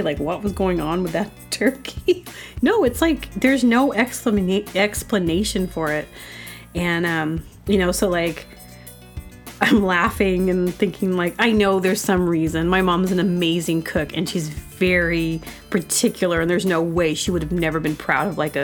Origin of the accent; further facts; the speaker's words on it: Booneville, Arkansas, United States; I'm from Boonville, Arkansas